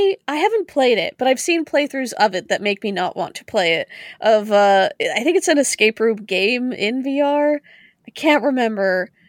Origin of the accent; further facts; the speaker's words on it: Canada; I'm also Canadian, so, you know.